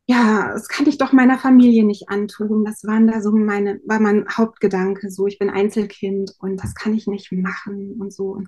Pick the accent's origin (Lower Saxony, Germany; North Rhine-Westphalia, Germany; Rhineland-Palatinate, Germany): Lower Saxony, Germany; ich komme aus Niedersachsen, auch aus dem, vom Dorf. Wir haben sehr ländlich gewohnt.